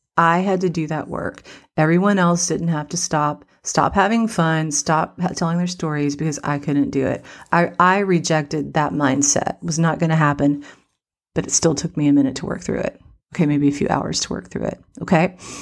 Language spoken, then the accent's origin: English; West Virginia, United States; I'm from West Virginia